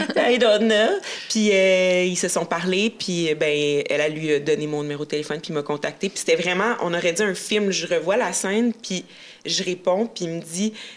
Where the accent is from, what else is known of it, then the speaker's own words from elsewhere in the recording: Abitibi, Quebec, Canada; j'ai grandi en Abitibi